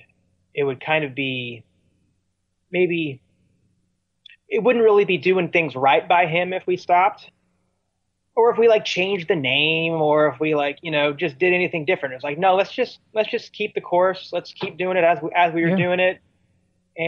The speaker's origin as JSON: {"language": "English", "town": "Lawrence", "region": "Kansas", "country": "United States", "tie": "born or raised there", "moved": "yes", "lives_now": "Seattle, United States", "said": "I grew up in Northeast Kansas, kind of in and around Lawrence, Kansas, which is a little college town."}